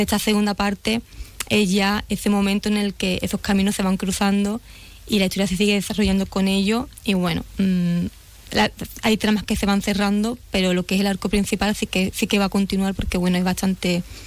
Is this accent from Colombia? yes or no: no; Nueva Jarilla, Andalusia, Spain; yo soy de Nueva Jarilla